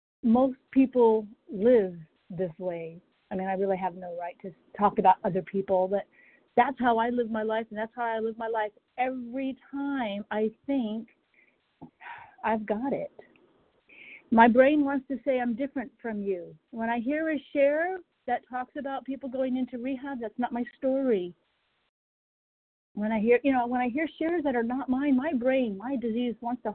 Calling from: Durham, North Carolina, United States; Yeah, Durham, North Carolina.

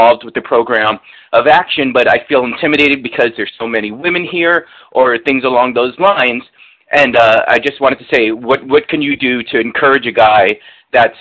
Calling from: New York City, New York, United States; I'm calling from New York City

